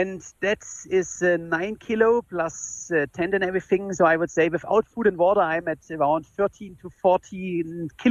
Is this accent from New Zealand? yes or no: no; Germany; I'm from Germany